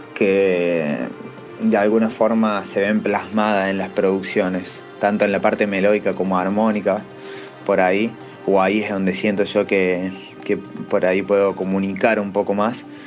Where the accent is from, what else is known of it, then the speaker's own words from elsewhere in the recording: Villa María, Córdoba, Argentina; mi ciudad, yo soy de Villa María, Córdoba